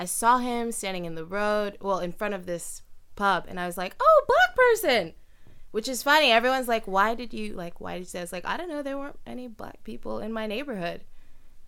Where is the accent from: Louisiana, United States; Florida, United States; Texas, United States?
Florida, United States; Miami; moved away as an adult; also born or lived in New York; now in London, United Kingdom; I grew up in Miami